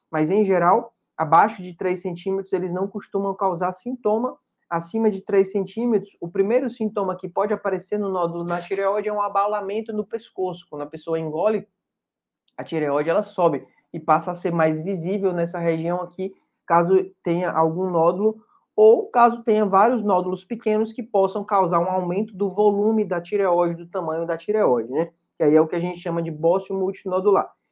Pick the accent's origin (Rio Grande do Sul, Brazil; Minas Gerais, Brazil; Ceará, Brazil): Ceará, Brazil; Fortaleza; E eu sou de Fortaleza e atendo em Fortaleza nas terças.